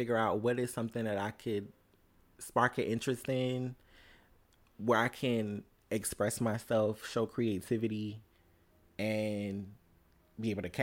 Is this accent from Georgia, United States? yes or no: yes; Savannah, Georgia, United States; I'm from Savannah, Georgia